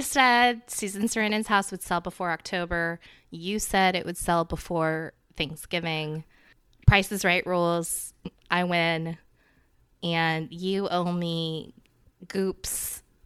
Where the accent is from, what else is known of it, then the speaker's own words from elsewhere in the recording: the South, United States; as a Southerner